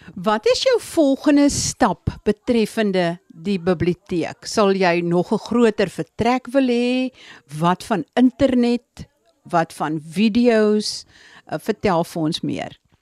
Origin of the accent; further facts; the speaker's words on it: Eastern Cape, South Africa; waar ek vandaan kom In die Oos-Kaap is daar bitter baie spekbome